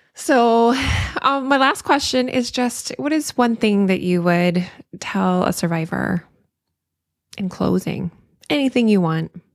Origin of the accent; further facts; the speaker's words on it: the South, United States; I'm from the South